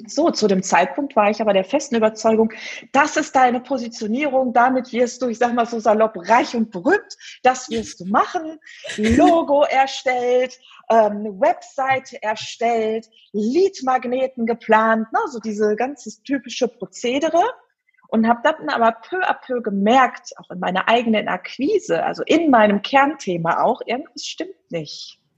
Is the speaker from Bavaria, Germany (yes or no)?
no; Herten, North Rhine-Westphalia, Germany; ich komme hier mitten aus dem Ruhrpott, aus dem wunderschönen Herten